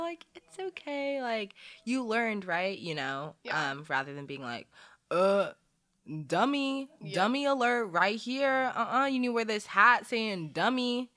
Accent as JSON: {"language": "English", "region": "Arizona", "country": "United States", "tie": "born or raised there", "also_born_or_lived": "Saudi Arabia", "said": "we moved over here in like the early 2000s to Arizona"}